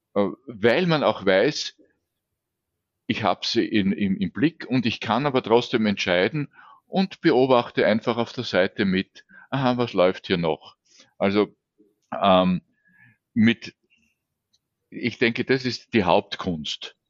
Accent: Vienna, Austria; geht es mir mhm. natürlich als Wiener leichter

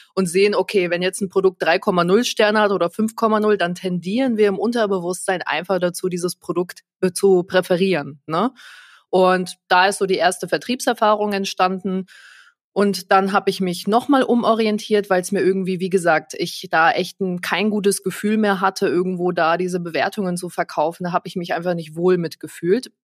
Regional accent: Nuremberg, Bavaria, Germany; ich komme ja aus Nürnberg, also hier auch der Nürnberger Raum

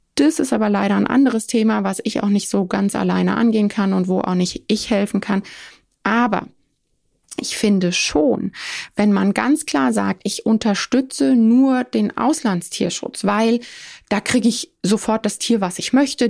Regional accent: Germany; Bei uns vor Ort in Deutschland

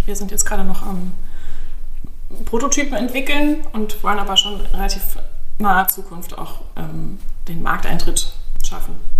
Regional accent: Bavaria, Germany; moved away as an adult; now in Berlin, Germany; ich komme aus Bayern ursprünglich und bin ähm, schon vor langer Zeit hierher gezogen

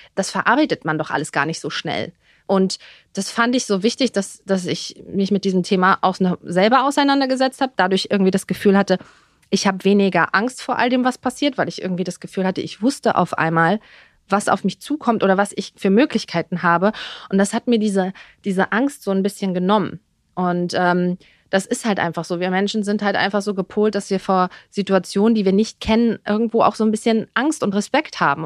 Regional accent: Dithmarschen, Schleswig-Holstein, Germany; moved away as an adult; also born or lived in Berlin; now in Dubai, United Arab Emirates; ich bin ja im Norden groß geworden, Dithmarschen, Schleswig-Holstein, da um die Ecke, direkt an der Nordsee, am Deich.

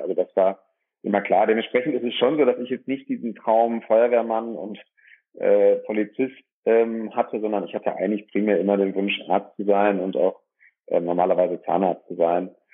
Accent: Dorsten, North Rhine-Westphalia, Germany; komme aus dem schönen Dorsten, einer kleinen und mittelgroßen Stadt, 90.000 Einwohner, äh, welches zwischen dem Münsterland und im Ruhrgebiet liegt, ähm, im Kreis Recklinghausen. Bin hier geboren

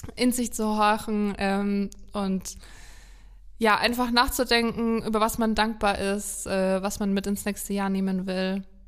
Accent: Haßberge, Bavaria, Germany; Ich komme aus der Ecke

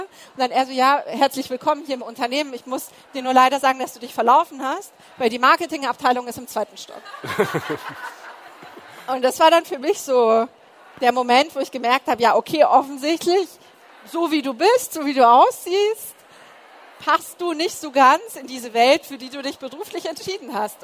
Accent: Munich, Bavaria, Germany; Du antwortest aus München und dann kommt, aber eigentlich, eigentlich. Und du sagst ja aus dem Münchner Westen, Westen

